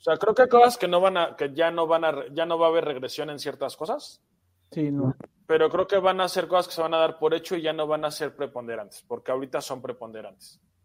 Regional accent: Mexico

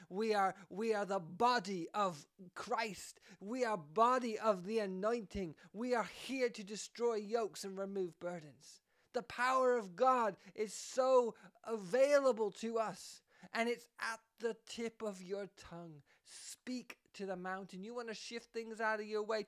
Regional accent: Canada; I am Canadian

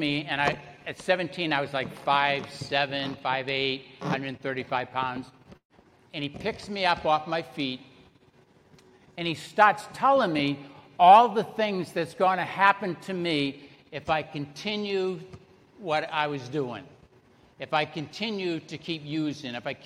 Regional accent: Salem, Massachusetts, United States; moved away; also born or lived in Broward County, Florida; I was born and raised in Salem, Massachusetts. You can probably tell by the accent.

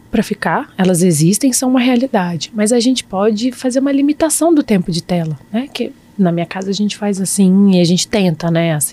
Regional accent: Brasília, Federal District, Brazil; Eu sou bem, eu sou bem brasiliense para isso.

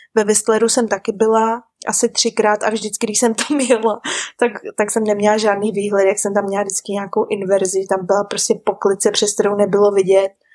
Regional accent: Czechia; moved away as an adult; also born or lived in Vancouver, Canada; now in New Zealand; u nás v Čechách

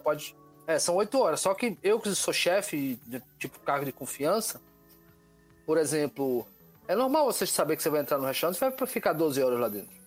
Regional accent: Natal, Rio Grande do Norte, Brazil; sou de Natal, Rio Grande do Norte

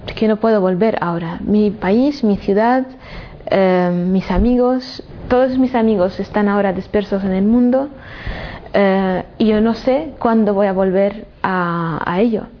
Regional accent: Damascus, Damascus Governorate, Syria; moved away as an adult; yo cuando salí de Siria, de Damasco, era para hacer estudios y volver a trabajar y vivir en mi, en mi ciudad.

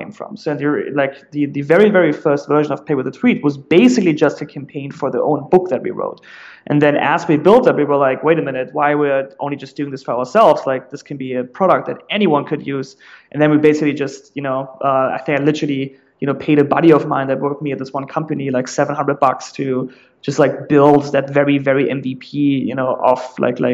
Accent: Germany; accent: German; English is a second language; moved away as an adult; also born or lived in San Francisco; now in United States; I'm originally German, like you very likely will realize in a second, just based off my accent

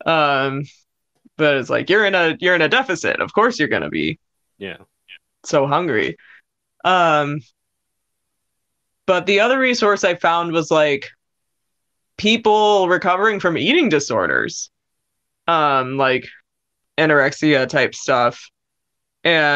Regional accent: United States; growing up in America, like in my high school years

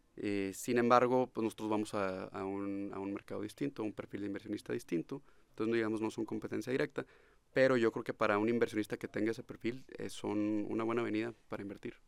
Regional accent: Monterrey, Nuevo León, Mexico; also born or lived in Austin, United States; yo desde pequeño viviendo, creciendo aquí en Monterrey

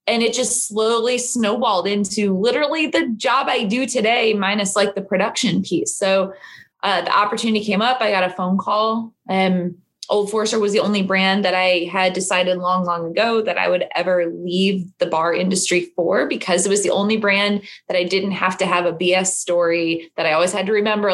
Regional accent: St. Louis, Missouri, United States; moved away as an adult; now in Louisville, United States; I am not from Kentucky. I am from St. Louis, Missouri

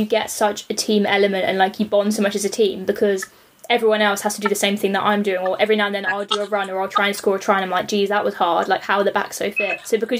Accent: London, United Kingdom; moved away as an adult; I'm from South London.

